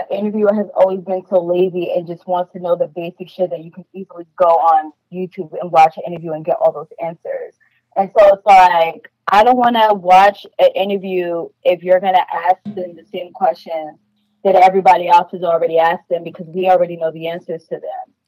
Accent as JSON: {"language": "English", "region": "New York", "country": "United States", "said": "I am from New York."}